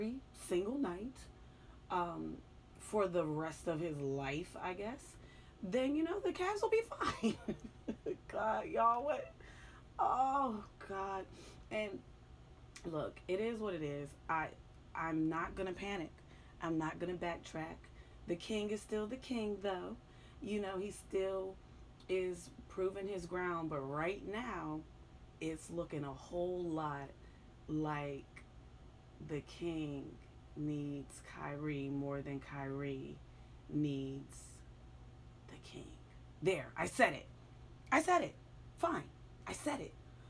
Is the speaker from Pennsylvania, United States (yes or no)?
yes; Pittsburgh, Pennsylvania, United States; also born or lived in New Jersey; now in New York, United States; I am from Pittsburgh